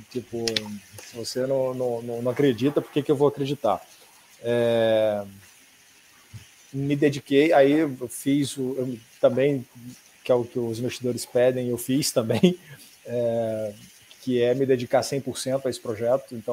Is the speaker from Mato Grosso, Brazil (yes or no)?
yes; Cuiabá, Mato Grosso, Brazil; now in São Paulo, Brazil; Quando eu vim para São Paulo, eu vim de Cuiabá, Mato Grosso, para São Paulo.